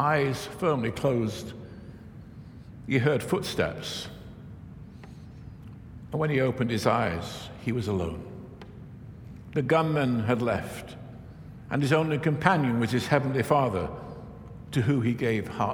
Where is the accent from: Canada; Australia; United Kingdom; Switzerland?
United Kingdom; England; moved away as an adult; also born or lived in Virginia; I grew up Baptist in England where we shout a little bit